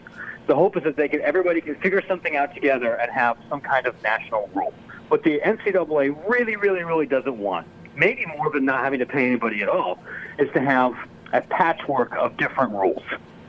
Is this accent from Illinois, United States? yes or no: yes; Illinois, United States; We have people here in my home state, here of Illinois